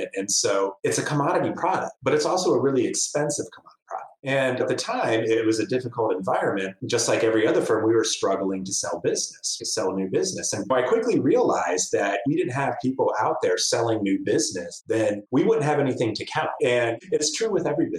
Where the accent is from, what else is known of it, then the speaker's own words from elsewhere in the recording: Cincinnati, Ohio, United States; also born or lived in Oregon / Denver; now in Dayton, United States; I'm originally from Cincinnati